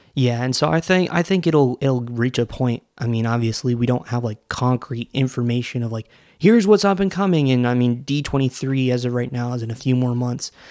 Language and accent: English; Orlando, Florida, United States; I grew up in Orlando when Wishes was a thing